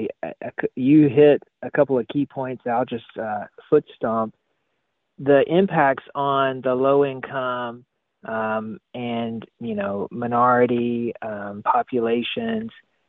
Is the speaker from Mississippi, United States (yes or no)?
yes; Mississippi, United States; which I'm from Mississippi. I love butter just as much as the next person.